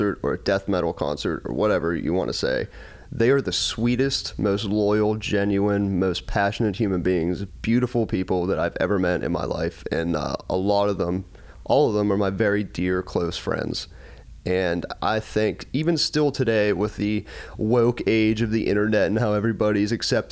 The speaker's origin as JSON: {"language": "English", "town": "Pittsburgh", "region": "Pennsylvania", "country": "United States", "tie": "born or raised there", "said": "my upbringing, you know, we're from Pittsburgh"}